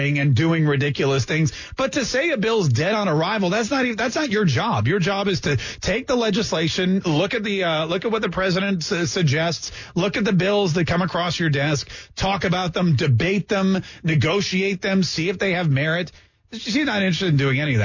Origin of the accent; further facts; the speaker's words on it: North Carolina, United States; first language English; also born or lived in Canada; I grew up in the South in North Carolina